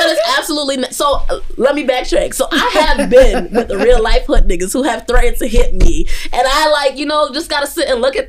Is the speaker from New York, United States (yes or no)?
yes; New York City, New York, United States; I grew up between Bushwick and Brownsville.